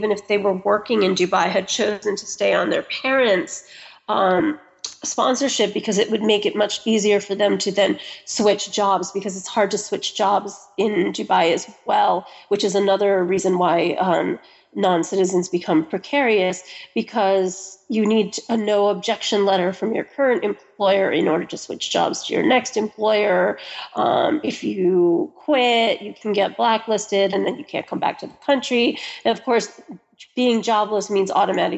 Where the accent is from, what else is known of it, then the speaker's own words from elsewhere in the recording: United States; I'm American.